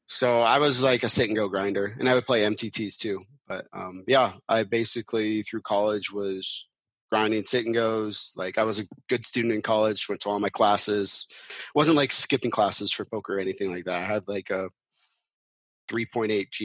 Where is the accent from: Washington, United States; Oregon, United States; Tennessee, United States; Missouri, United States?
Washington, United States; Seattle; I grew up in Seattle, so that's kind of where I always wanted to go to school